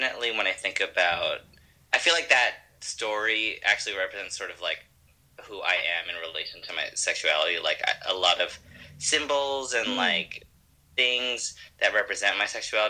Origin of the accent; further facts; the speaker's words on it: Los Angeles, California, United States; I'm from the Valley here